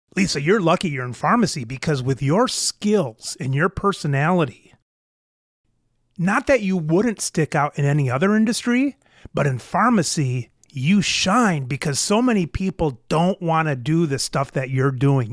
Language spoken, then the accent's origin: English; United States; as an American male